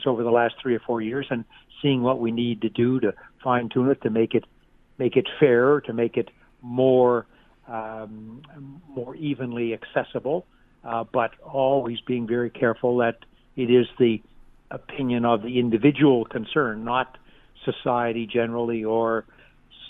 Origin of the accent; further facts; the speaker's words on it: Halifax, Nova Scotia, Canada; I come from Halifax